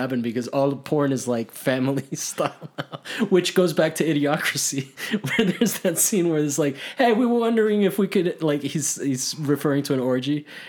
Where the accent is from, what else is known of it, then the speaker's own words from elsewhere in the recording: Miami, Florida, United States; my growing up in Miami